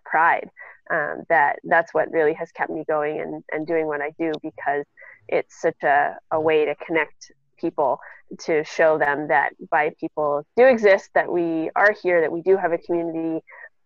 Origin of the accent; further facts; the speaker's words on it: Seattle, Washington, United States; I'm from Seattle